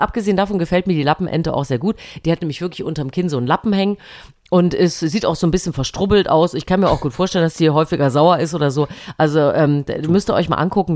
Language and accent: German; Thuringia, Germany; moved away; heute fahre ich in meine alte Heimat nach Thüringen